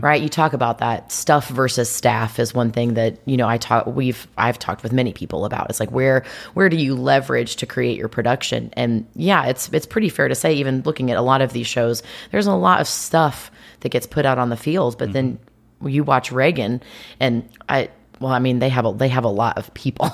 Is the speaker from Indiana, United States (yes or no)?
yes; Greenwood, Indiana, United States; moved away as an adult; also born or lived in South Carolina; I was born in Greenwood, well, Indianapolis, but I lived in Greenwood, Indiana.